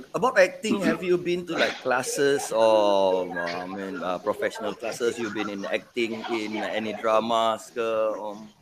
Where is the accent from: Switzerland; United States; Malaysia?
Malaysia; Penang; I was I was raised in Penang